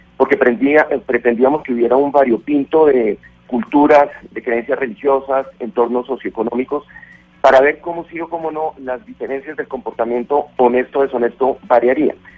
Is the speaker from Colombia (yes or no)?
yes; Colombia; como colombiano